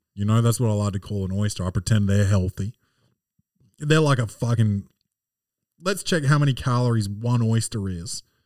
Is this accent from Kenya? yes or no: no; Australia; born or raised there